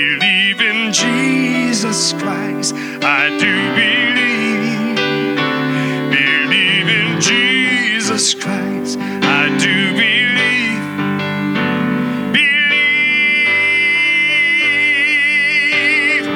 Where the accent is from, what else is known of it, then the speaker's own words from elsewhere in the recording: San Francisco, California, United States; I'm born and raised in San Francisco